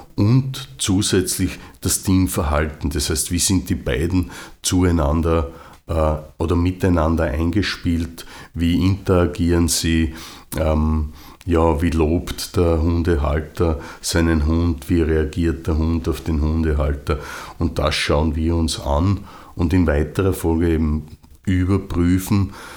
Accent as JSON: {"language": "German", "country": "Austria", "said": "bei uns in Österreich"}